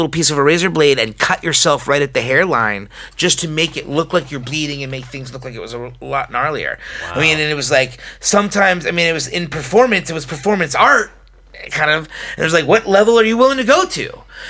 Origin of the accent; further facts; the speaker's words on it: United States; as an American